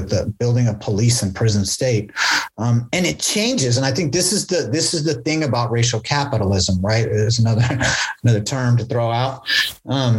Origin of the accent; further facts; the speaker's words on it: Berkeley, California, United States; growing up in West Berkeley, like there used to be actual hippies here